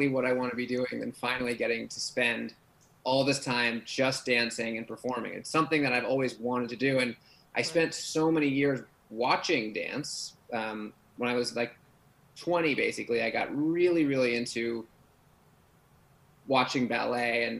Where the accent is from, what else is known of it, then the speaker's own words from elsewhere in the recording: New York City, New York, United States; I grew up in New York City and living in Manhattan